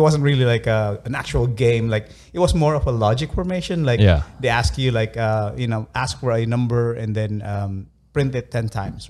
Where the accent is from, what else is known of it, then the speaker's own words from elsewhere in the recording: Philippines; moved away; Well, I came from the Philippines.